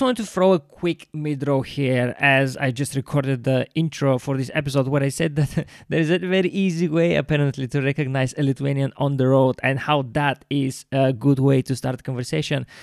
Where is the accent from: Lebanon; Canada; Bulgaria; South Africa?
Bulgaria; now in London, United Kingdom; every time i go back to bulgaria i don't see just my friends and family